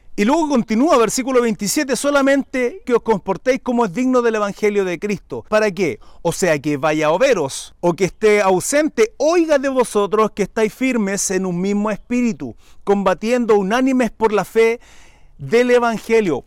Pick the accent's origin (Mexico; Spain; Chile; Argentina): Chile; mi país, Chile